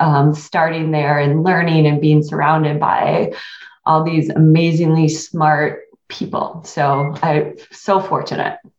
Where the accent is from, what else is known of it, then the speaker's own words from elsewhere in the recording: Quincy, Michigan, United States; I grew up in Quincy, Michigan, which is a town of about 1,200 people